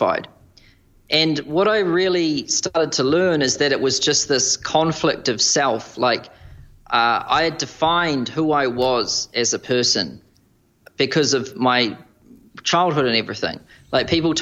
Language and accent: English; New Zealand; moved away as an adult; now in Manhattan, United States; as a New Zealander